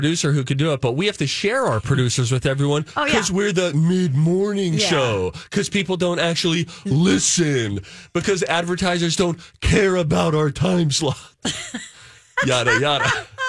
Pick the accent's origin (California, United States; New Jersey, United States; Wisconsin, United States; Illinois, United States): New Jersey, United States; I grew up in Jersey.